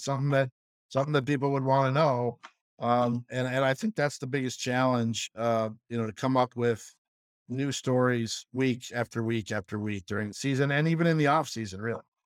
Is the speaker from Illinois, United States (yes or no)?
yes; Chicago, Illinois, United States; moved away; we grew up in Chicago